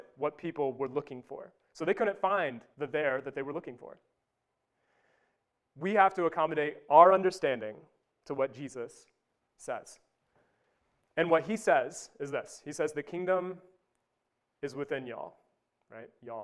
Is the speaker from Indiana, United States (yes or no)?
yes; Wabash, Indiana, United States; moved away; I grew up in Wabash